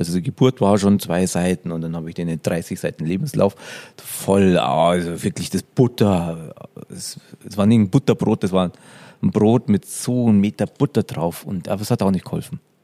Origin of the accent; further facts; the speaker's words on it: Upper Palatinate, Bavaria, Germany; Ich komme aus der Oberpfalz